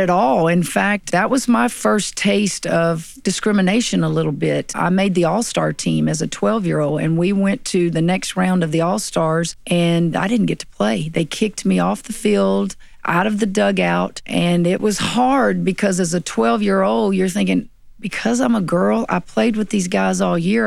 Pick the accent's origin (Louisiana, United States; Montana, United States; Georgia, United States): Louisiana, United States; Tickfaw; also born or lived in Santa Ana, California; grew up in Tangipahoa